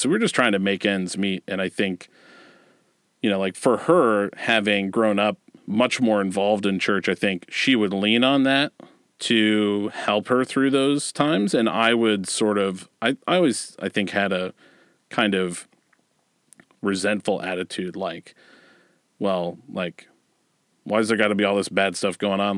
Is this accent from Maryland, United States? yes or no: no; Westerville, Ohio, United States; I grew up in Westerville, Ohio